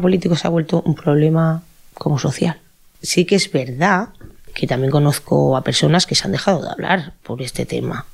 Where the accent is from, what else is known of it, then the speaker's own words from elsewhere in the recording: Catalonia, Spain; Yo nunca me he sentido que no fuera de aquí. Yo me siento muy catalana